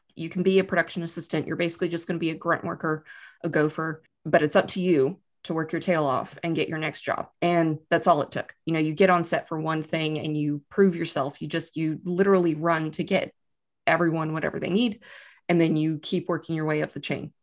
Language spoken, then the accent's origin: English; Austin, Texas, United States; moved away as an adult; now in Wellington, New Zealand; I'm from Texas originally, I'm from, but I like to point out I'm from Austin, Texas.